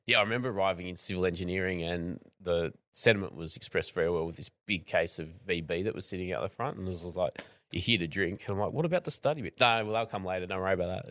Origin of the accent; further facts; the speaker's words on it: Australia; I'm from Australia